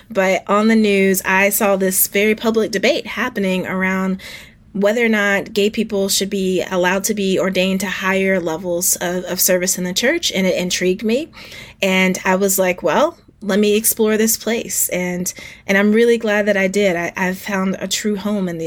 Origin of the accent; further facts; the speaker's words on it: Spartanburg, South Carolina, United States; I saw what was then our very first black mayor in my hometown of Spartanburg, South Carolina.